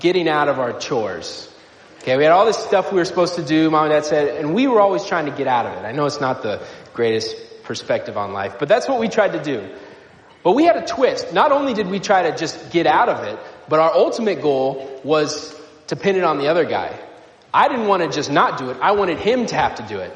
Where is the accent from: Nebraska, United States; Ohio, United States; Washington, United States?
Nebraska, United States; moved away; I grew up in Nebraska